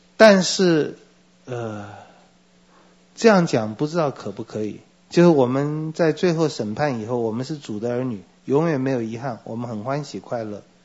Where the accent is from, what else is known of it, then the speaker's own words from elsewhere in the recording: Taiwan; 我也是台湾人